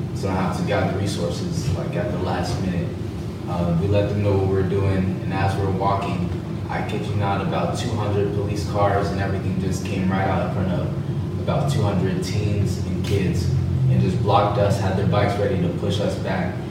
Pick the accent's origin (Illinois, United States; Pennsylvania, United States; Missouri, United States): Missouri, United States; Kansas City; now in West Palm Beach, United States; I grew up in Kansas City, Missouri, and it was very dangerous there